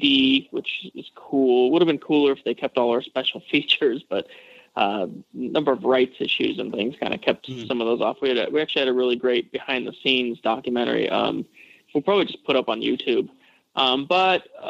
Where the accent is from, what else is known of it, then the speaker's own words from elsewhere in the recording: Western Colorado, United States; moved away; also born or lived in Los Angeles; I grew up in Western Colorado on a farm